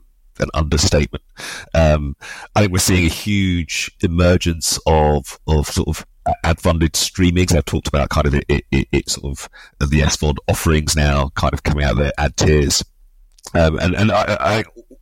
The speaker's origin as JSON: {"language": "English", "region": "London", "country": "United Kingdom", "tie": "born or raised there", "said": "I grew up obviously in London, the son of Nigerian immigrants."}